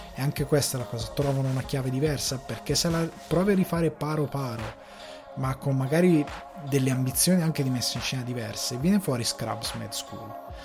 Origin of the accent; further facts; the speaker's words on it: Italy; da buon italiano